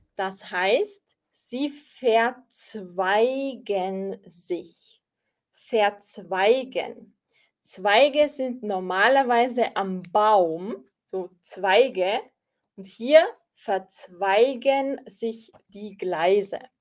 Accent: Austria; Ich bin aus Österreich

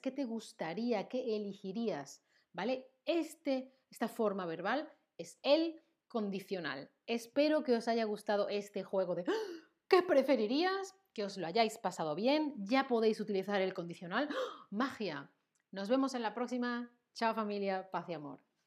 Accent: Seville, Andalusia, Spain; first language Spanish; now in Germany; Yo soy de Sevilla, en el sur de España

